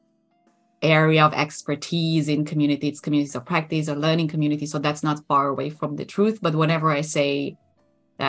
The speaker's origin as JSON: {"language": "English", "country": "Romania", "tie": "born or raised there", "also_born_or_lived": "Germany / Barcelona, Spain", "moved": "as an adult", "lives_now": "Netherlands", "said": "We grew up in Romania, and I was born in 86."}